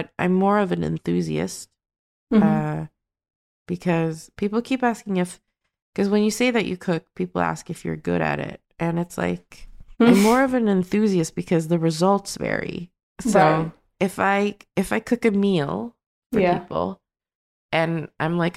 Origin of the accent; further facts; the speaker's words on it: Sweden; I grew up in Sweden